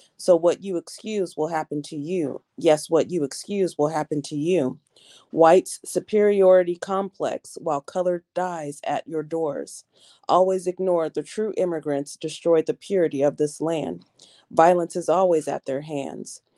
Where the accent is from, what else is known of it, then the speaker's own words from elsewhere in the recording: Portland, Oregon, United States; I'm from Portland, Oregon